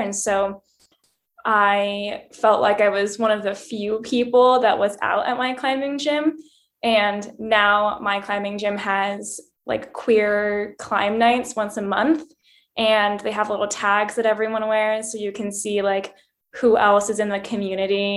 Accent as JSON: {"language": "English", "town": "Bozeman", "region": "Montana", "country": "United States", "tie": "born or raised there", "also_born_or_lived": "rural East Coast, United States", "moved": "yes", "said": "I was born in Montana, in Bozeman, and my family didn't have a lot of money, so what you did was go for hikes. Um, so, I grew up in the mountains"}